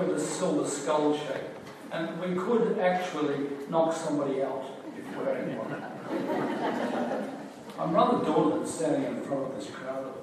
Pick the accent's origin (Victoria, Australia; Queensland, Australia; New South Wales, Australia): Queensland, Australia; Brisbane; also born or lived in Gordonvale, Queensland; I was born in Brisbane in 1938 and started school in Gordon Vale in the Appleton Tableland at the age of six.